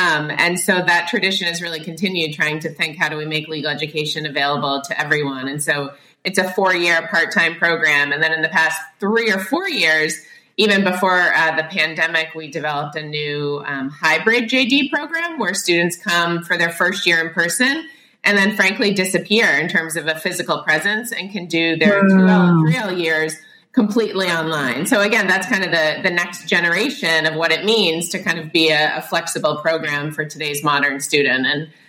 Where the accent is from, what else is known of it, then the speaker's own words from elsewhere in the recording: Boston, Massachusetts, United States; also born or lived in Philadelphia; I'm from the Boston area. I went to college out down in Philadelphia, wanted to come back.